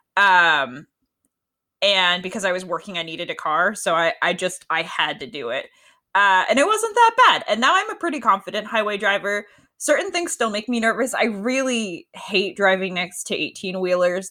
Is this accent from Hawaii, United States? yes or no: no; Connecticut, United States; now in Washington, United States; I grew up in Connecticut, and that's where I learned to drive